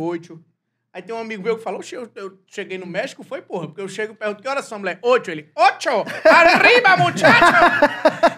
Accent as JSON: {"language": "Portuguese", "region": "Rio Grande do Sul", "country": "Brazil", "said": "Eu sou gaúcho"}